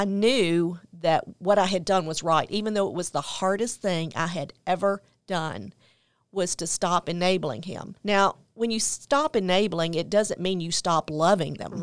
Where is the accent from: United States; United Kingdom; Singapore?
United States; Memphis, Tennessee; I grew up in Memphis, Tennessee.